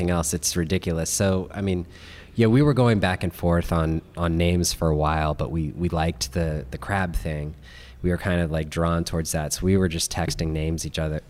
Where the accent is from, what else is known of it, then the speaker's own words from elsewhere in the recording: Maryland, United States; we're all from Maryland, born and raised